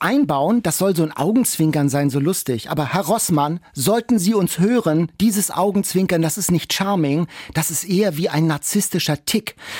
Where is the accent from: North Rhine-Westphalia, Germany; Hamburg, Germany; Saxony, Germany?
Hamburg, Germany; als Hamburger